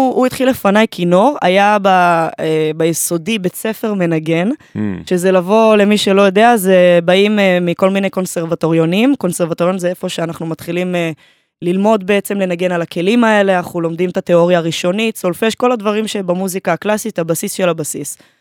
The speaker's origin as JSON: {"language": "Hebrew", "town": "Haifa", "region": "Haifa District", "country": "Israel", "said": "אני מהקריות, אה, מקריית חיים"}